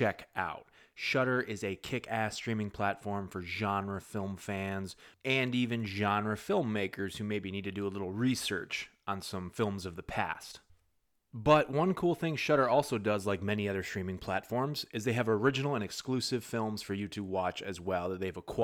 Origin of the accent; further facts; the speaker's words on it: Northeast, United States; now in Orlando, United States; I'm from the Northeast originally.